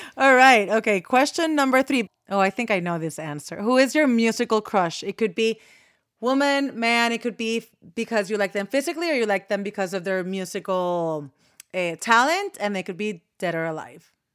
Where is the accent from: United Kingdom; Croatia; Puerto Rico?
Puerto Rico; I was born and raised in Puerto Rico